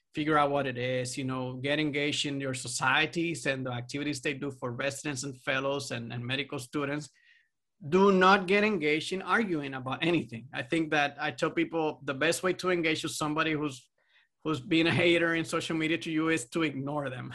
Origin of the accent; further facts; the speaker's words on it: Puerto Rico; I'm from Puerto Rico